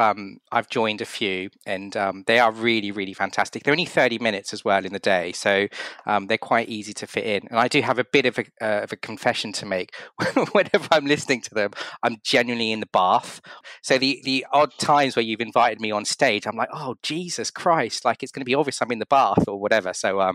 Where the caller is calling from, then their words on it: London, United Kingdom; I'm calling from London and you're over in California.